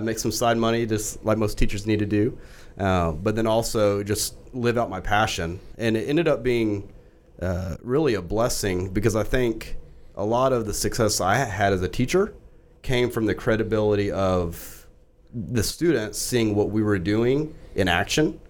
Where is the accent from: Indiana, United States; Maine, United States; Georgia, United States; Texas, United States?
Texas, United States; Fort Worth; now in Frisco, United States; I grew up in Fort Worth